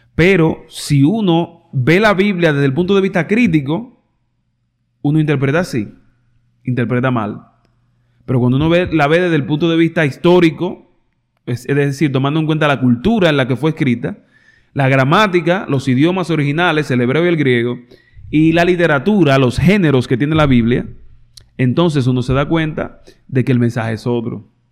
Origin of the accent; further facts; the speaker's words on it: Dominican Republic; en mi país al dinero se le llama eh, lágrima, tabla, muchísimas cosas